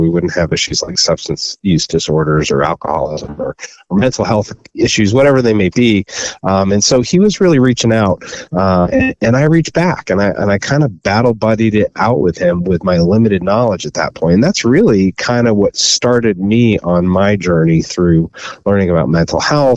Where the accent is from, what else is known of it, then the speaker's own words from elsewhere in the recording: Cape Cod, Massachusetts, United States; I grew up on Cape Cod down in Massachusetts or on the ocean in New England